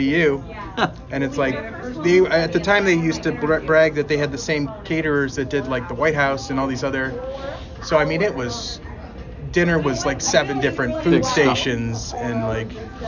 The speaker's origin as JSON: {"language": "English", "town": "Cleveland", "region": "Ohio", "country": "United States", "tie": "born or raised there", "said": "growing up in Cleveland"}